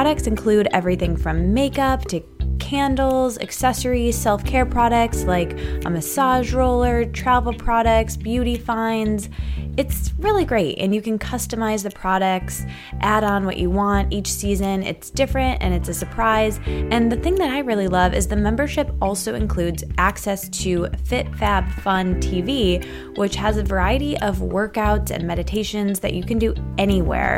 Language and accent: English; Midwest, United States; I'm from the Midwest